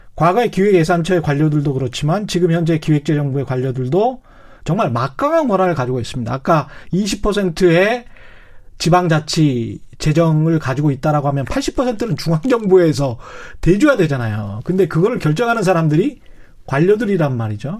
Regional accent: Yeosu, South Jeolla, South Korea; 제 고향이 여수인데요

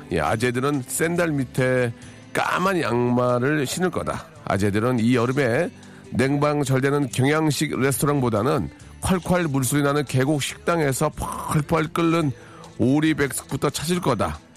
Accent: Seoul, South Korea; 저 서울이 고향인데요.

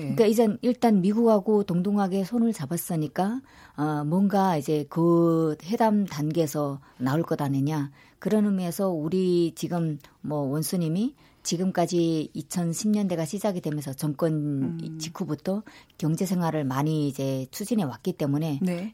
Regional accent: North Korea; moved away as an adult; now in South Korea; 저는 2009년 북한을 떠났고요.

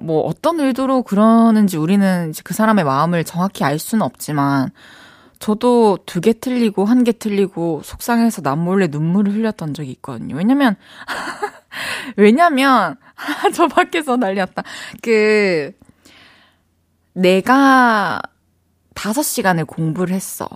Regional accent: South Korea; 제가 한국인으로서

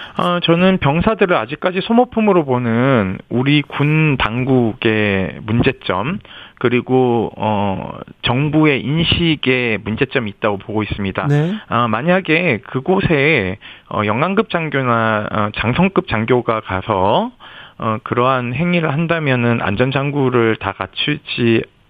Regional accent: Yeongju, North Gyeongsang, South Korea; 저희 고향 영주 바로 밑 밑에 있는 데성천이에요 영주댐에서 물이 나와서 그리 흘러가는데 어린 시절 놀던 곳이기도 해서

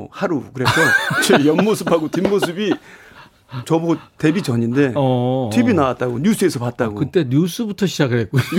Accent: Seoul, South Korea; 마포에서 태어난

